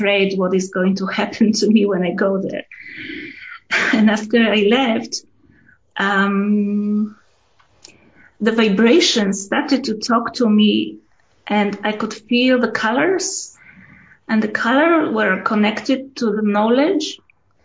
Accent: Poland; moved away as an adult; When I was born in Poland, the late 50s.

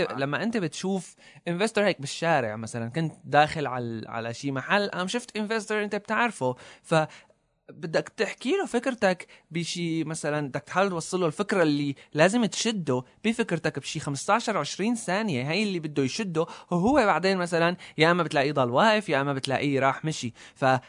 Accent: Syria; نحن عندنا بسوريا

